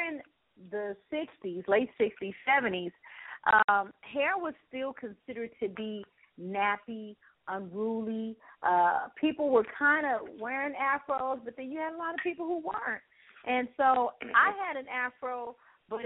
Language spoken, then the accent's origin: English; Los Angeles, California, United States; I'm from Los Angeles, California, born and raised